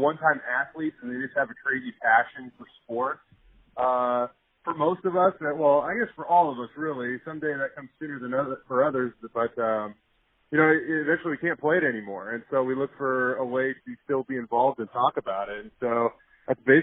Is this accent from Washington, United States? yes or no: yes; Tacoma, Washington, United States; moved away as an adult; I grew up in the Tacoma area, up in Washington, born and raised up there